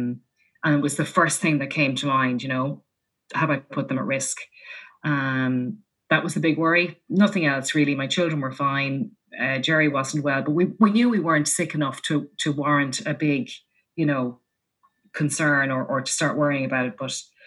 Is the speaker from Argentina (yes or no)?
no; Leinster, Ireland; my husband is from Leitrim, I'm from Leash, and he grew up like that and I grew up like that.